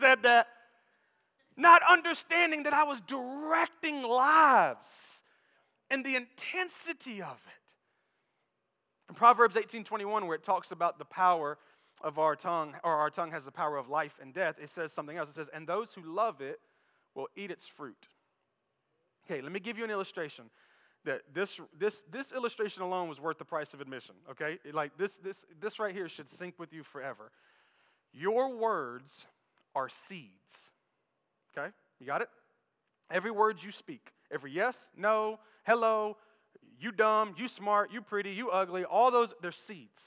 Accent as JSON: {"language": "English", "region": "the South", "country": "United States", "said": "I'm from the South"}